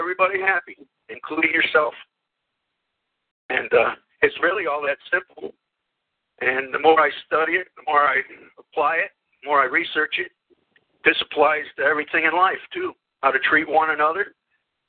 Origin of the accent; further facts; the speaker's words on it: Land O' Lakes, Florida, United States; I grew up in Land of Loops